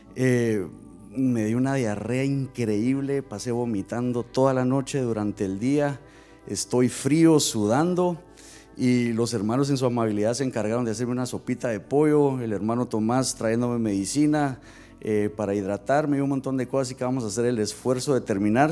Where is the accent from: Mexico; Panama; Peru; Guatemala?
Guatemala; moved away; yo soy de Guatemala